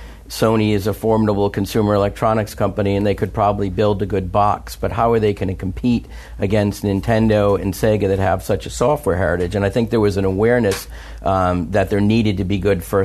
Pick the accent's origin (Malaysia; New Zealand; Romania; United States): United States